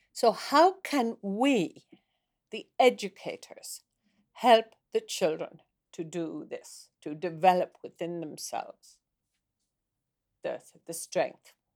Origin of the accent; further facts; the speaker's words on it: Ireland; moved away as an adult; now in Norway; I, I am from Ireland